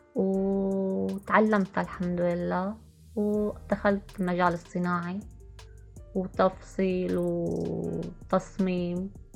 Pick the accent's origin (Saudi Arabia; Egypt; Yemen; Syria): Syria; moved away as an adult; also born or lived in Jordan; now in Amman, Jordan; طلعنا من سوريا كان يوم جمعة أصعب يوم يوم اللي ودعت أهلي